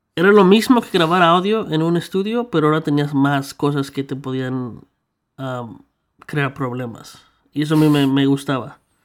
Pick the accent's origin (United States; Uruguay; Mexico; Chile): Mexico; now in Canada; yo crecí en México